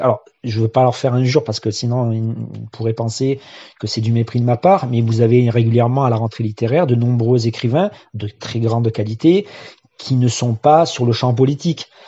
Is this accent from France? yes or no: yes; Marseille, Provence-Alpes-Côte d'Azur, France; also born or lived in Seine-Saint-Denis; J'ai grandi en Seine-Saint-Denis et ensuite dans les quartiers nord de Marseille